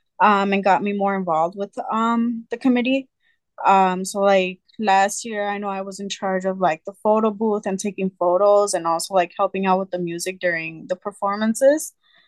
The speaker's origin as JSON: {"language": "English", "town": "Chicago", "region": "Illinois", "country": "United States", "said": "I'm from Little Village."}